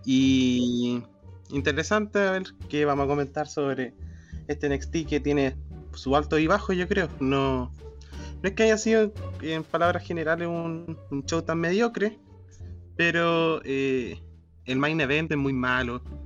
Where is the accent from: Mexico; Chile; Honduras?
Chile; Araucanía